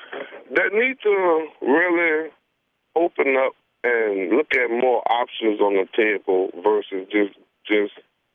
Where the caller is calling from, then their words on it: Reserve, Louisiana, United States; I'm calling from Reserve, Louisiana. That's located in St. John Parish.